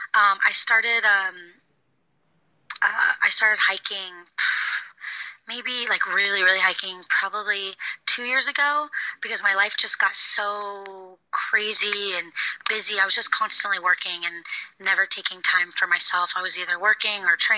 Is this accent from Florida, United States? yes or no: yes; Florida, United States; moved away as an adult; also born or lived in London; I grew up in Florida, so I moved far away